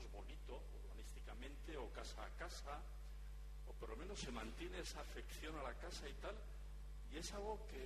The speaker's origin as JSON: {"language": "Spanish", "region": "Navarre", "country": "Spain", "said": "yo vengo de Navarra y el norte de Navarra, más que el sur desde luego, pues es bonito, urbanísticamente"}